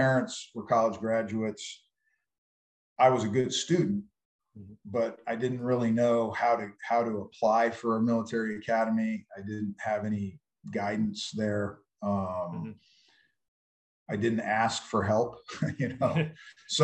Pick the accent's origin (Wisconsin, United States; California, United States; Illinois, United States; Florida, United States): California, United States; San Diego; I grew up in San Diego area where there's a lot of Marines and Navy influence